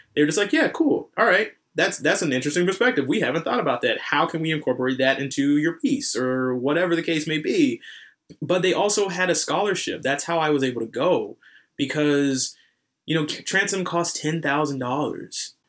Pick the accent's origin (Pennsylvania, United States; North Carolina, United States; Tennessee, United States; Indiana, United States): North Carolina, United States; accent: slight southern drawl; I'm from North Carolina